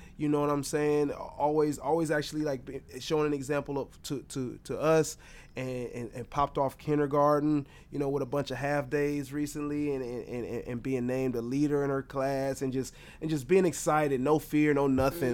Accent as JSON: {"language": "English", "town": "Detroit", "region": "Michigan", "country": "United States", "tie": "born or raised there", "moved": "yes", "said": "my home state, my hometown, Detroit"}